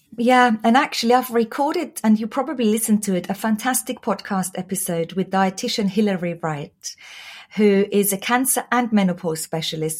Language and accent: English; Austria; English is a second language; moved away; Oh, you might hear from my accent. I was born and raised in Austria